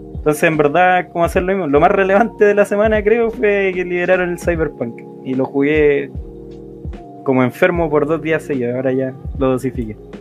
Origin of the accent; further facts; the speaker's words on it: Santiago, Santiago Metropolitan Region, Chile; soy de Santiago, la, ciudad que nunca duerme porque cogotean todo el día y la noche